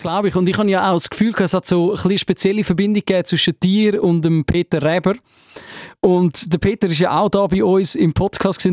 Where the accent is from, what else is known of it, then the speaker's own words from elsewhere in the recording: Switzerland; bei uns in der Schweiz